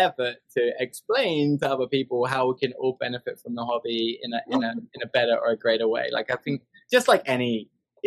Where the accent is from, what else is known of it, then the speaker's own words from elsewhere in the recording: England, United Kingdom; now in Montgomery, United States; I live in Alabama. I'm from England